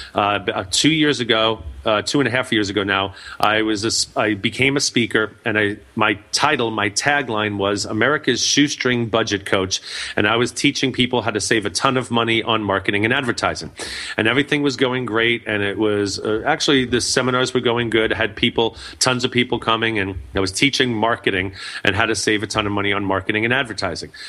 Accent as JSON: {"language": "English", "region": "New York", "country": "United States", "said": "I'm from New York"}